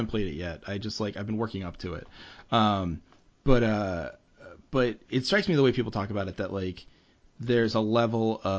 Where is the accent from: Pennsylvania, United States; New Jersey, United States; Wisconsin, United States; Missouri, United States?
Pennsylvania, United States; Philadelphia; accent: shrill Philly; my shrill Philly accent